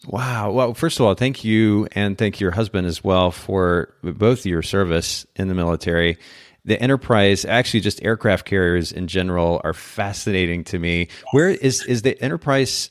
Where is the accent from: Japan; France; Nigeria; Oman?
Japan; moved away; I grew up in Japan, so I'm getting to use oh, wow. my Japanese.